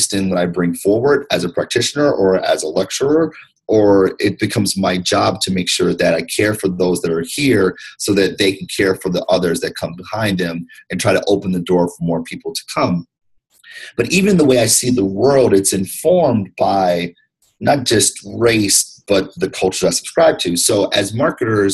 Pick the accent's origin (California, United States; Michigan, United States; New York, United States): Michigan, United States; Detroit; also born or lived in Ann Arbor, Michigan; African-American, male, 38 years old, born and raised in Detroit, went to public schools my entire life